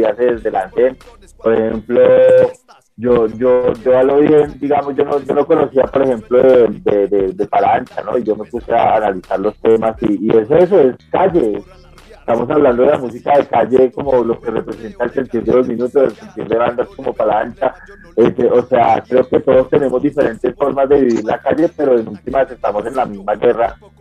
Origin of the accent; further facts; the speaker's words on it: Bogotá, Colombia; nosotros somos parte de Bogotá, que es un barrio gigante